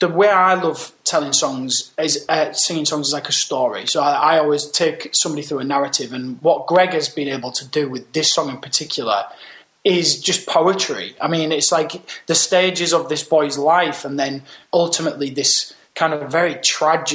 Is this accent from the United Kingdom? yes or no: yes; Hull, Yorkshire and the Humber, United Kingdom; also born or lived in London / America; I was born and raised up in Hull